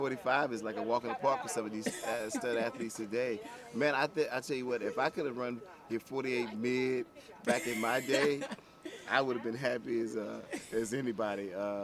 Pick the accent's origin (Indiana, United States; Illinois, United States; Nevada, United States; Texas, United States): Texas, United States; Prairie View; Growing up in the Prairie View, Texas area, and being on that campus every day